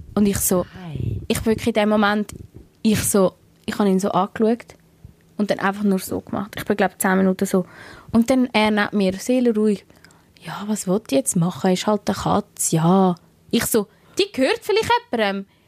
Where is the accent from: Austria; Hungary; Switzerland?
Switzerland; ich bin aus der Schweiz